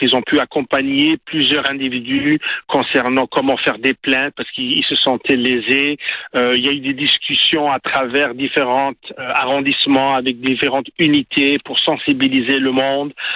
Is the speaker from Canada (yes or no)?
yes; Montreal, Quebec, Canada; en tant que Québécois, en tant que Montréalais